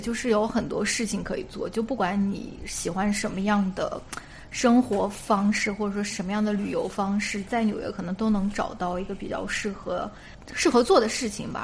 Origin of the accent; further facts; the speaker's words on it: China; now in United States; 我们中国人